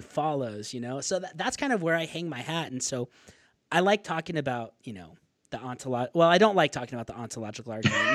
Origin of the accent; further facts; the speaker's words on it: northern Arizona, United States; I'm from Arizona, so I grew up in northern Arizona